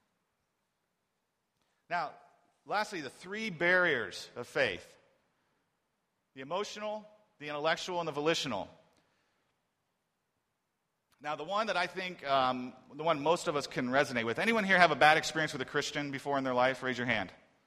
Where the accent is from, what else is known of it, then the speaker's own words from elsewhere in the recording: Columbus, Ohio, United States; now in Beijing, China; my hometown of Columbus, Ohio. And after living here in Beijing